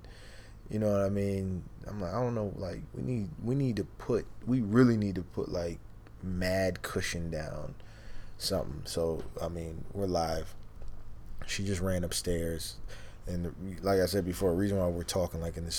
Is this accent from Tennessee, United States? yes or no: no; Eastpointe, Michigan, United States; also born or lived in Canada; I was born in Canada too. Mm-hmm. You know, lived over there as a kid. Grew up over here in America. Mm-hmm. East Detroit, East Point